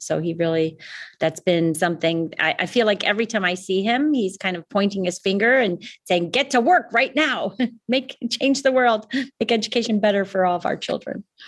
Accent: Chicago, Illinois, United States; now in Canada; I grew up in Chicago

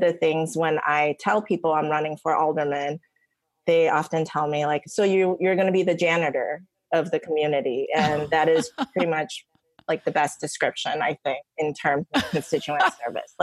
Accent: Niles, Illinois, United States; also born or lived in Taiwan / Michigan; now in Chicago, United States; I came to the States from Taiwan when I was 9, and I grew up in the suburbs in Niles with my mom and brothers

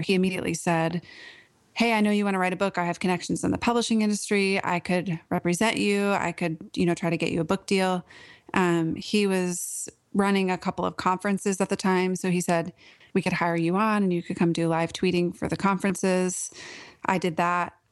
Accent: Portland, Oregon, United States; moved away as an adult; now in Nashville, United States; I grew up in Portland, Oregon, and lived there for most of my life.

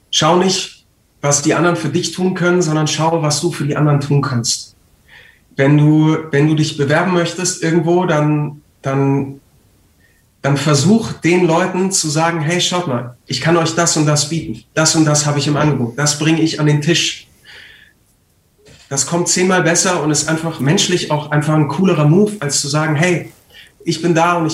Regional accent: Munich, Bavaria, Germany; born there; ich bin in München geboren und ähm, ich habe sehr viele Freunde da und meine Mutter wohnt in München.

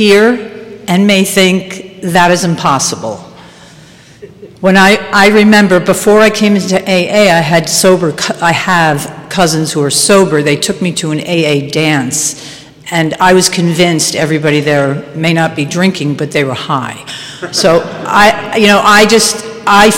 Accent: White Plains, New York, United States; I grew up in White Plains in Westchester

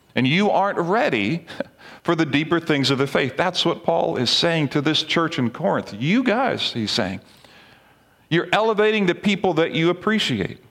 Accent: Barbados; moved away; when I was younger, growing up in the Caribbean, we had a missions team come from Lancaster Bible College to Barbados, where I was

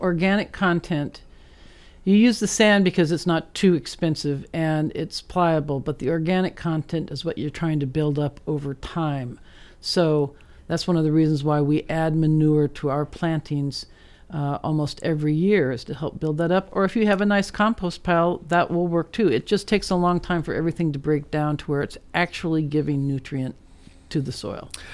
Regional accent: Netherlands; moved away; I grew up in Holland

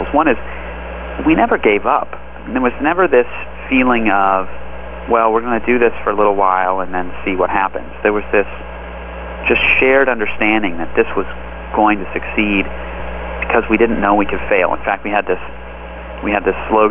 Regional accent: Los Angeles, California, United States; also born or lived in Palo Alto; I grew up in Los Angeles

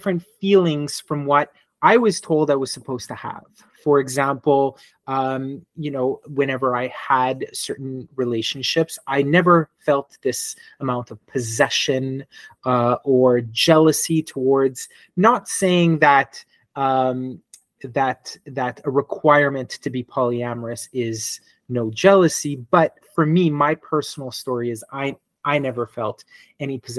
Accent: Montreal, Quebec, Canada; I am born and raised in Montreal, Quebec

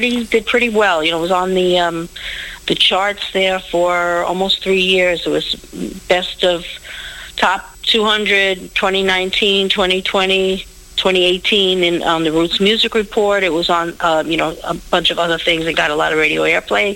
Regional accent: New York City, New York, United States; I'm born and raised in Brooklyn, New York.

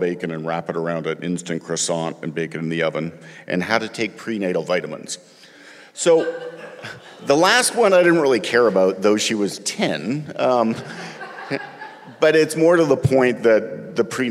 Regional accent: Canada; moved away as an adult; now in Athens, United States; I'm Canadian, and I've lived in that blue dot for just about 20 years

